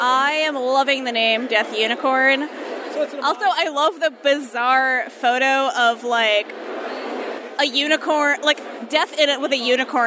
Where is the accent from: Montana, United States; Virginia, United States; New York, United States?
New York, United States; Woodmere; I'm also from Nassau County.